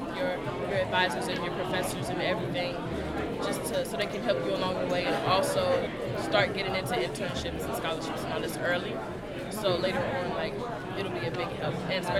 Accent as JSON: {"language": "English", "town": "South Boston", "region": "Virginia", "country": "United States", "said": "I'm a freshman kinesiotherapy major from South Boston, Virginia."}